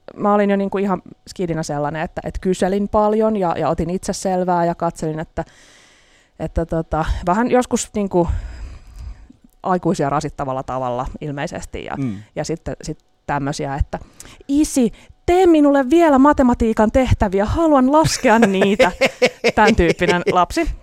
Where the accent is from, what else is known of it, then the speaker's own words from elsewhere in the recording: Helsinki, Uusimaa, Finland; Mä olen helsinkiläinen toimittaja